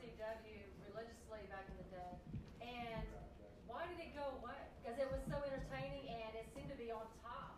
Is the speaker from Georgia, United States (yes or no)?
yes; Georgia, United States; I'm homegrown here from Georgia